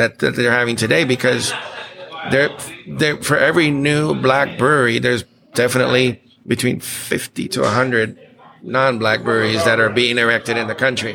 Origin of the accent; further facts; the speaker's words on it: Aruba; also born or lived in Texas; now in United States; me born in Texas, raised mostly in Aruba.